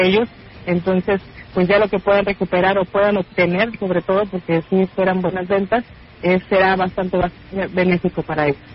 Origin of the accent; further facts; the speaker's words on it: Mexico; como buenos mexicanos